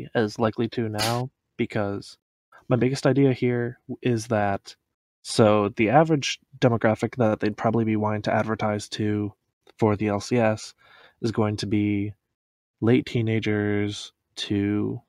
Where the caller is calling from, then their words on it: Kalamazoo, Michigan, United States; Kalamazoo, Michigan.